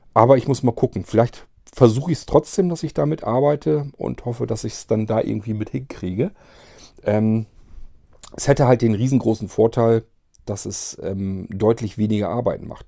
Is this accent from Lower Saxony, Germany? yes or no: yes; Barenburg, Lower Saxony, Germany; moved away; also born or lived in Varrel; aus Barenburg haben wollte, also in meinem Heimatdorf